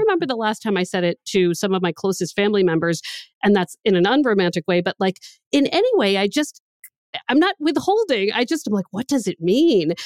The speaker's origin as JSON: {"language": "English", "country": "United States", "moved": "yes", "lives_now": "Boston, United States", "said": "I was from the D C, Baltimore area"}